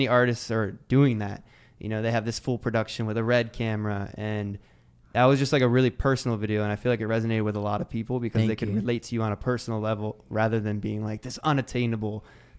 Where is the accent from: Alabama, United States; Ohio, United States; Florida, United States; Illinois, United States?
Ohio, United States; I'm from Ohio.